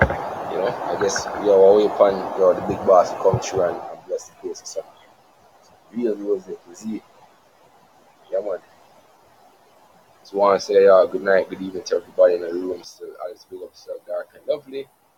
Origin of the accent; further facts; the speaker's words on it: Jamaica; as Jamaican people